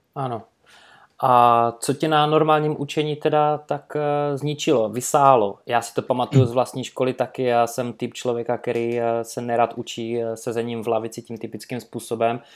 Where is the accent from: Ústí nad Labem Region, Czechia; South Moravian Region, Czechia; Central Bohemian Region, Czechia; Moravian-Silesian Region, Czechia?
Moravian-Silesian Region, Czechia; Karviná; also born or lived in Manchester, England; jsem šel potom na univerzitu u nás v Karvine, Sleská univerzita